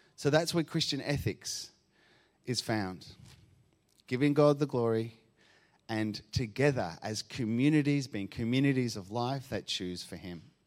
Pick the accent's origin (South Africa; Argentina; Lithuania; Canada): Argentina; now in Australia; I grew up in Argentina